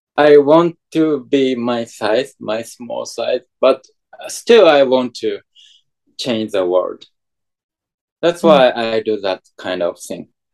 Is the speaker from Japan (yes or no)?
yes; Japan; English is a second language; I'm from Japan